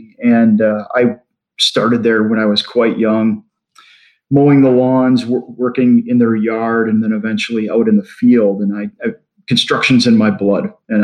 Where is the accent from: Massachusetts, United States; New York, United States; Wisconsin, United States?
Wisconsin, United States; moved away as an adult; also born or lived in Pennsylvania; moving back from Pennsylvania to where I grew up in Wisconsin